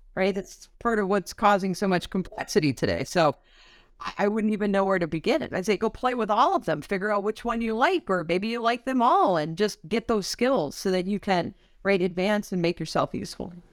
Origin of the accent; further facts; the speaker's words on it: Wisconsin, United States; I'm from Wisconsin